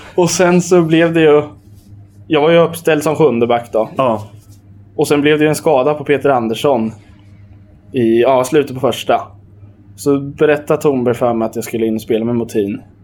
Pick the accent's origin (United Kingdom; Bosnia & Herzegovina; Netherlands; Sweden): Sweden; Hallsberg, Örebro County; jag är från Hallsberg